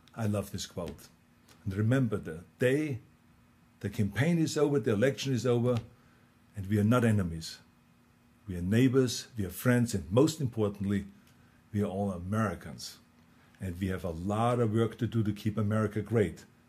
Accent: Austria; accent: Austrian; now in United States; in my Austrian accent

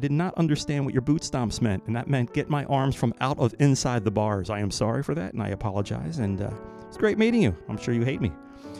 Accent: Cork, Munster, Ireland; And he educates me as to how I am royalty since I am from Cork.

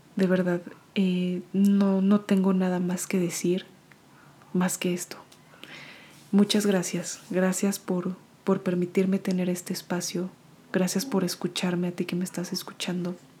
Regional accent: Mexico; moved away; mi país de origen que es México

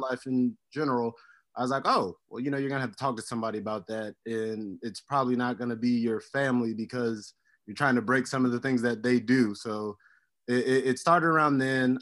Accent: Miami, Florida, United States; also born or lived in Hialeah / Opelika; born and raised in Miami, Florida

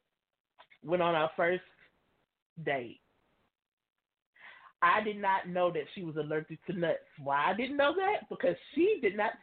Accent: Louisiana, United States; I'm from Louisiana

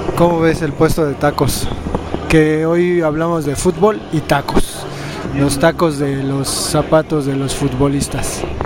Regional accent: Mexico; como buenos mexicanos

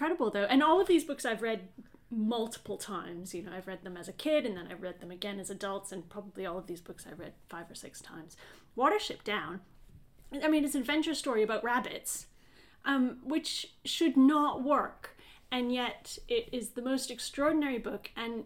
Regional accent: Maine, United States; I grew up in Maine

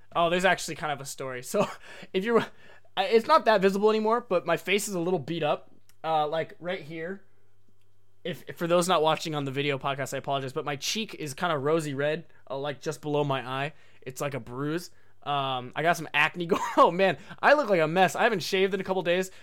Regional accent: Oregon, United States; moved away as an adult; also born or lived in Japan; I was born and raised in Oregon my whole life, um, not necessarily in like downtown Portland

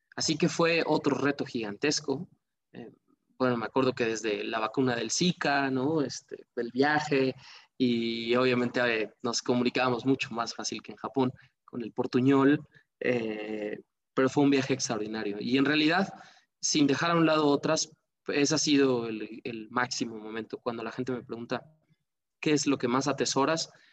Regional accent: Mexico; ahí aprendí mucho de leyes en mi país

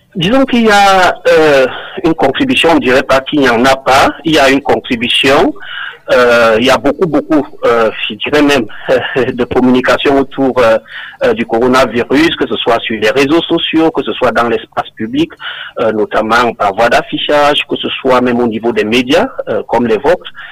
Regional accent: Cameroon; born or raised there

